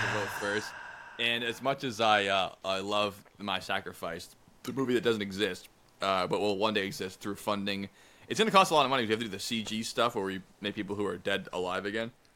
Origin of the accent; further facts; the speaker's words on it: United States; I'm an American